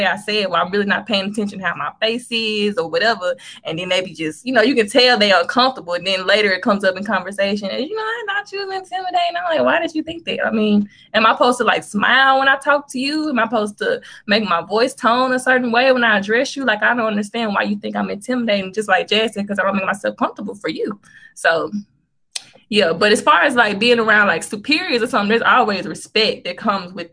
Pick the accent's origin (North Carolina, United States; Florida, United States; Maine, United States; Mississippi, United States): Mississippi, United States; Jackson; I'm from Jackson down south